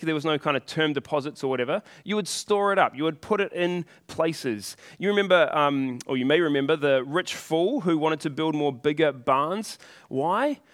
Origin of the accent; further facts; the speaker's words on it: New Zealand; I was born here in New Zealand